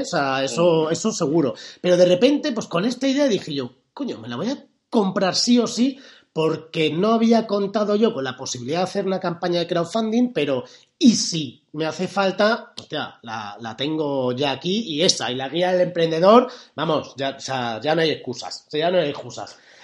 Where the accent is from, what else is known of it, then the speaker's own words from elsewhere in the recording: Spain; somos españoles